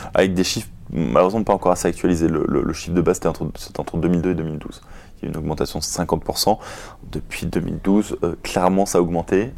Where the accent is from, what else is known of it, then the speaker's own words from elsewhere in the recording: Paris, Île-de-France, France; moi, je suis parisien